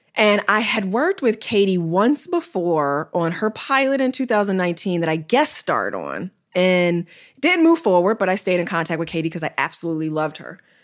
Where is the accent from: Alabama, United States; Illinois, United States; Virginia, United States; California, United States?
Illinois, United States; Chicago; I'm from Chicago, Illinois.